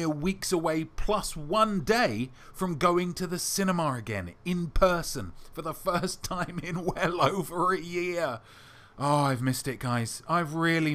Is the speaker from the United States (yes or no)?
no; England, United Kingdom; as an Englishman